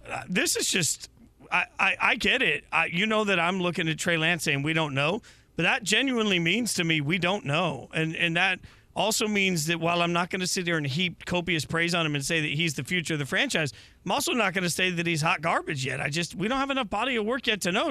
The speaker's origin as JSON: {"language": "English", "town": "Las Vegas", "region": "Nevada", "country": "United States", "tie": "born or raised there", "said": "growing up in Vegas as a little kid"}